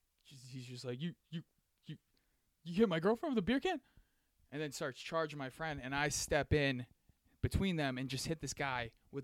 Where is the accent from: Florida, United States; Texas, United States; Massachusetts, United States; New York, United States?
Massachusetts, United States; Lowell; the town I'm from Lowell, Massachusetts